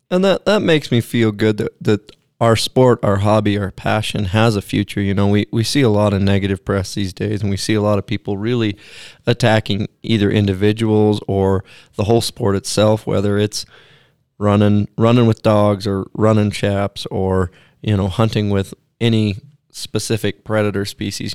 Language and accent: English; Pacific Northwest, United States; I grew up in the Pacific Northwest, and I wasn't born there, but we, we moved there shortly after